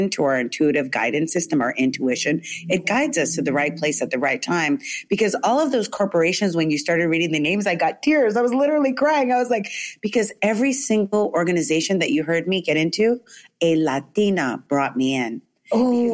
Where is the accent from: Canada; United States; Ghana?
United States; California; also born or lived in New York, United States; when I was in elementary school, we moved from New York to California